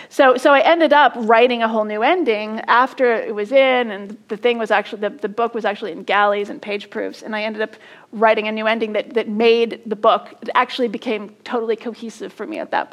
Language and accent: English; California, United States; born there; I was born in California.